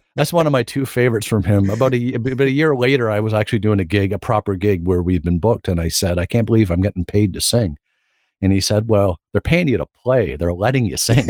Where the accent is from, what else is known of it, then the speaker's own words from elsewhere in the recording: Sarnia, Ontario, Canada; moved away as an adult; also born or lived in Baton Rouge; we came back from Baton Rouge to Sarnia, and I was in Sarnia until I was twenty-two